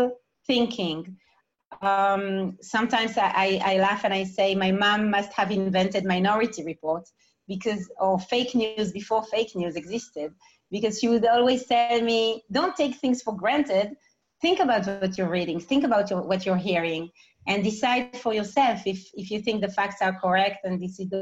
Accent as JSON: {"language": "English", "town": "Ramat HaSharon", "region": "Tel Aviv District", "country": "Israel", "tie": "born or raised there", "said": "I was raised in Ramat HaSharon."}